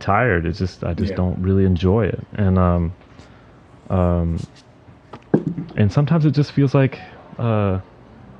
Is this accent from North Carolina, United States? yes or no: yes; North Carolina, United States; moved away as an adult; also born or lived in New Orleans; now in New York, United States; I'm from North Carolina. I went to New Orleans for school. I stayed there for a few years after that. So most of my life I've been either in North Carolina or New York